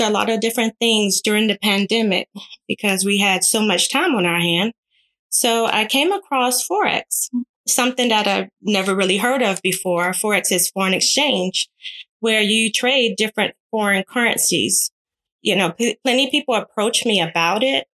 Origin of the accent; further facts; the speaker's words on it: Savannah, Georgia, United States; moved away as an adult; also born or lived in California; I just relocated from California to Savannah back to my hometown